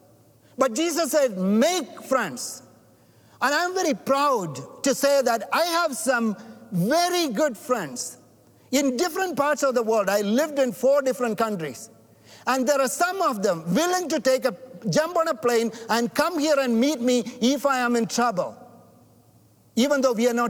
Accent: India; now in Canada; I'm not white. I'm not black. I'm from India.

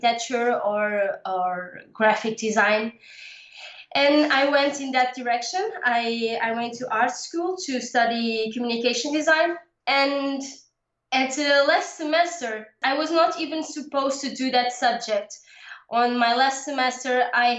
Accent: Portugal; also born or lived in Lisbon suburbs; I live in the suburbs of Lisbon. Lisbon is the capital of my country. I live in Portugal, Europe.

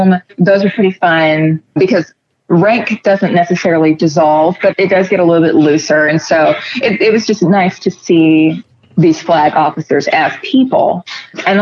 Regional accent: Southeast Texas, United States; moved away as an adult; also born or lived in Japan; now in California, United States; I'm originally from Texas, a very, very small town in Southeast Texas

